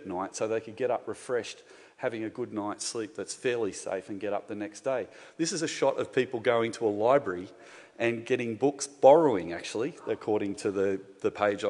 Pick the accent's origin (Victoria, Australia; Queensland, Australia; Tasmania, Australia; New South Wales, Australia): New South Wales, Australia; Gymea Bay; I grew up in Guymere Bay, which is about a stone's throw away from this place that we're meeting in tonight.